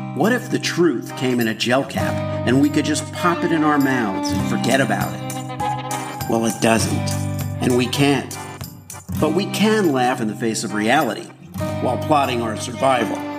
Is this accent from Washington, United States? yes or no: no; Miami, Florida, United States; When I was a kid growing up in Miami